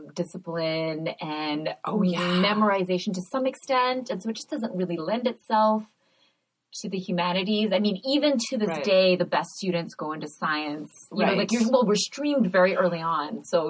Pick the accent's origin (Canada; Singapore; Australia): Singapore; first language English; moved away; I grew up in Singapore where creative writing was just not a thing.